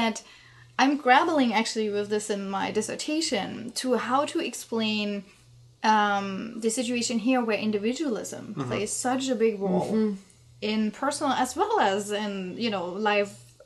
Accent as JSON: {"language": "English", "region": "East Germany", "country": "Germany", "said": "I'm from East Germany"}